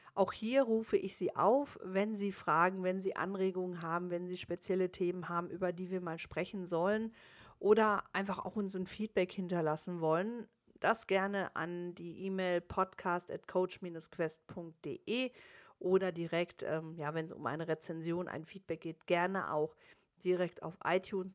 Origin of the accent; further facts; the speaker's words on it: Germany; also born or lived in United States; bei uns in Deutschland